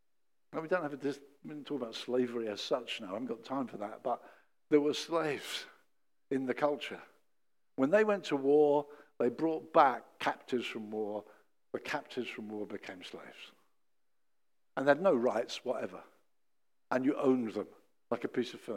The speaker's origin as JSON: {"language": "English", "region": "England", "country": "United Kingdom", "said": "we as English people got a plummy verse"}